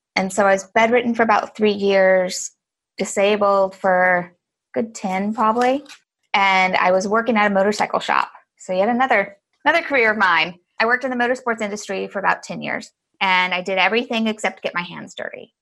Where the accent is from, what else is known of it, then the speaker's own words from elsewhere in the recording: Galveston, Texas, United States; now in San Francisco, United States; I grew up in Galveston, Texas